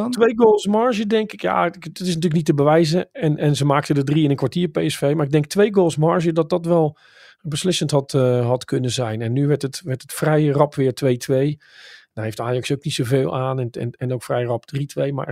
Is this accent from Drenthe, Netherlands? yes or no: no; Enschede, Overijssel, Netherlands; Ik kom natuurlijk uit Enschede, dus